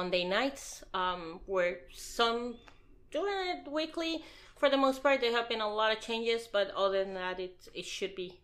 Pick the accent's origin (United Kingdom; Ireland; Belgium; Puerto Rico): Puerto Rico; I was born and raised in Puerto Rico